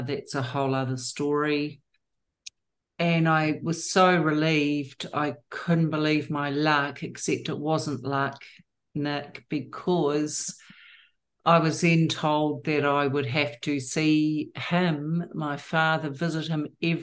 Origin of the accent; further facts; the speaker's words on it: New Zealand; I was born and bred in New Zealand